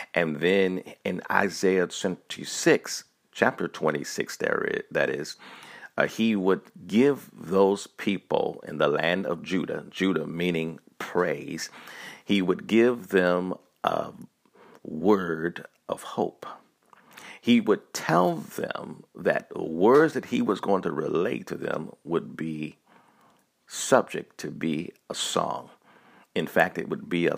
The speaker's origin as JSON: {"language": "English", "town": "Montgomery", "region": "Alabama", "country": "United States", "tie": "born or raised there", "also_born_or_lived": "Tuskegee, Alabama", "said": "I grew up in Montgomery, Alabama. I was born in Tuskegee, Alabama"}